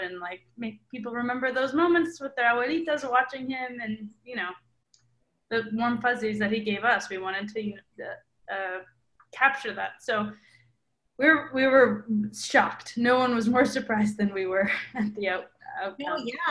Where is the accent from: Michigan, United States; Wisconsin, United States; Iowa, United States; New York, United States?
Wisconsin, United States; Milwaukee; I grew up in Milwaukee, Wisconsin, which is there are not a lot of Latinos there.